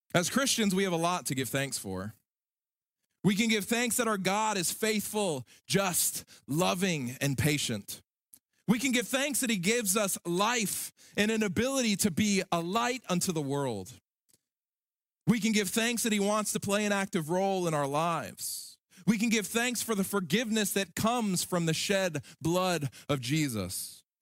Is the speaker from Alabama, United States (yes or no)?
yes; Alabama, United States; In my home state of Alabama, there's a little town called Enterprise.